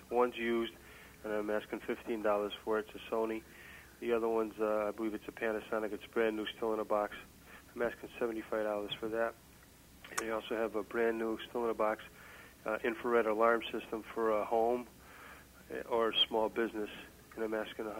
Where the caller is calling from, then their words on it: Harwinton, Connecticut, United States